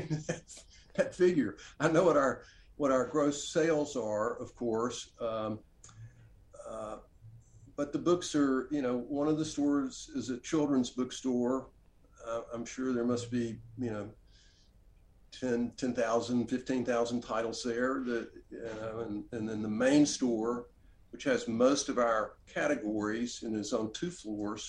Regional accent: Oxford, Mississippi, United States; also born or lived in Washington, D.C.; come back to Oxford, my hometown, the place where I grew up, and open a bookstore here

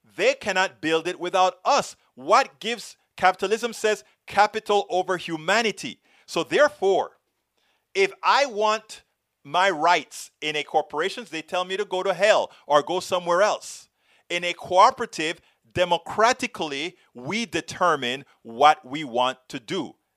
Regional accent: United States; I am an American, progressive American

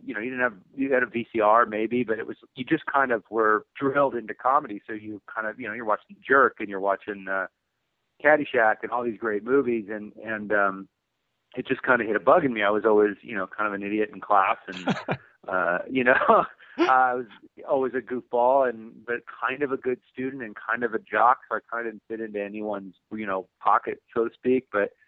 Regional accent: Huntington Beach, California, United States; I come from Huntington Beach in Orange County, and it's kind of a, beach punk rock skateboard kind of community full of, knuckleheads and, surfing and skateboarding and going to see punk rock shows. And I kind of come from that culture

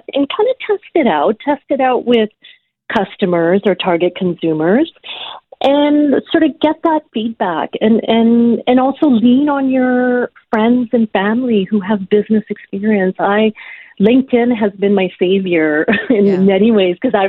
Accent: Ottawa, Ontario, Canada; moved away as an adult; also born or lived in Uganda / Regina, Saskatchewan; now in Toronto, Canada; I grew up in Ottawa, and Ottawa was, it was not as multicultural as it is today.

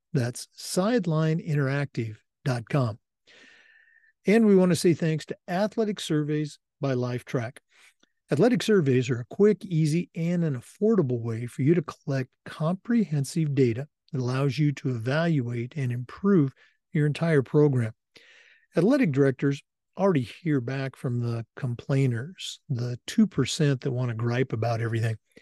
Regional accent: Oregon, United States; I grew up in Oregon

